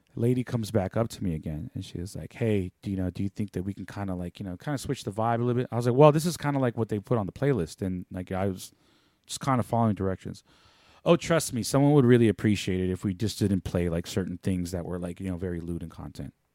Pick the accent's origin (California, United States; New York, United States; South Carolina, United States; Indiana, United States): California, United States; San Francisco; growing up in San Francisco